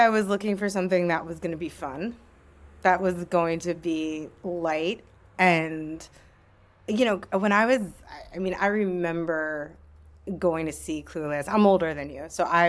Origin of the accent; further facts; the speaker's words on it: Bethlehem, Pennsylvania, United States; now in New York, United States; So I grew up in Bethlehem, Pennsylvania, famous for Bethlehem Steel.